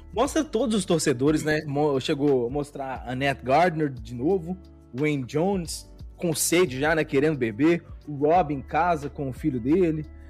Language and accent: Portuguese; Belo Horizonte, Minas Gerais, Brazil; now in São Paulo, Brazil; Eu sou de Belo Horizonte